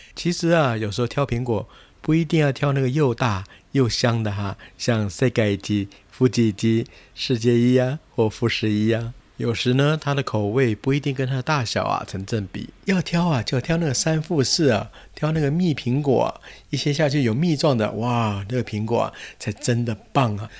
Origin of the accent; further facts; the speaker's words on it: Taiwan; 我们这些来自海外的台湾的观光客